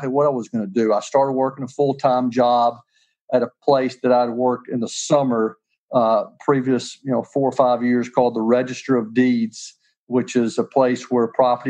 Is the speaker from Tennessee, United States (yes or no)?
yes; Nashville, Tennessee, United States; I grew up in Nashville, Tennessee, went to Father Ryan High School, went to St. Henry's Grade School